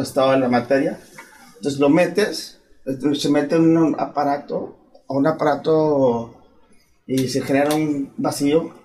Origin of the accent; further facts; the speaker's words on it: Chihuahua, Mexico; now in Monterrey, Mexico; Nací en Chihuahua, pero prácticamente este, ya, eh, tengo muchos años viviendo en, Monterrey